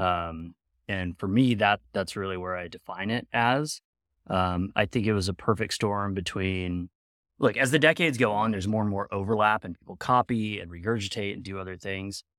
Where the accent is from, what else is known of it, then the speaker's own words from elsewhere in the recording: Sacramento, California, United States; growing up in Sacramento, public school system in the early nineties